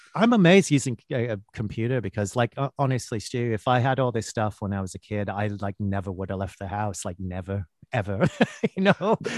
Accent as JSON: {"language": "English", "town": "Winnipeg", "region": "Manitoba", "country": "Canada", "tie": "born or raised there", "also_born_or_lived": "Vancouver", "moved": "as an adult", "lives_now": "London, United Kingdom", "said": "I was born in Vancouver, which is a beautiful city and a nice place, but it's not as glamorous as that. I, I, I moved, my parents moved when I was quite young, and I actually grew up in Winnipeg, Manitoba"}